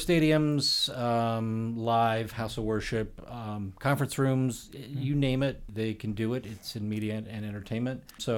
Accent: Midwest, United States; I grew up in the Midwest.

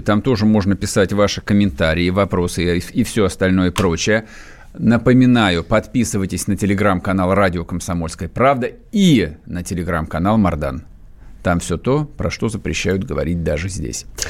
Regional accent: Muscovites, Moscow, Russia; Мы, москвичи

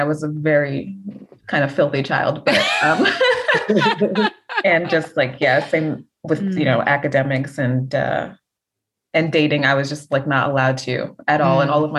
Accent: United States; as I got older, I was like, but mom, I'm not Jamaican. Like, Jamaican is the culture, but, like, I consider myself a Black American woman and not a Jamaican woman.

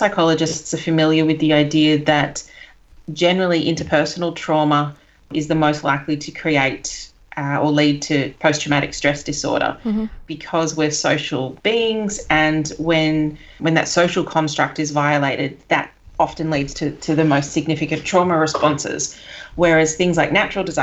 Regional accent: Sydney, New South Wales, Australia; moved away; I'm from Sydney originally

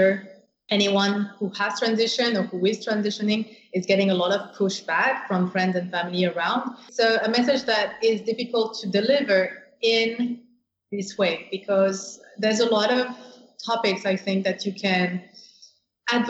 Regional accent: France; moved away; I grew up in France

